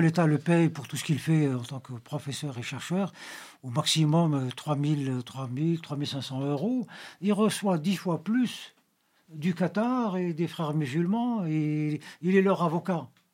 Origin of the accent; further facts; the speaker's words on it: Algeria; Nous, en Algérie